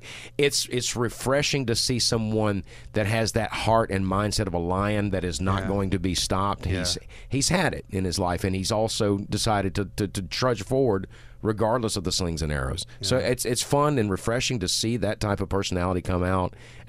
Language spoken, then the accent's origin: English; Louisiana, United States; well, I'm here from Louisiana, and I'm just going to tell you like